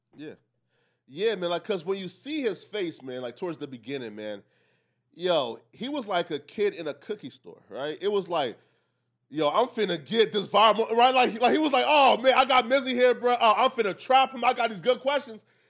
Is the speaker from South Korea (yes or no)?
no; Liberia; moved away; I'm from Africa, right? I was actually born in Liberia.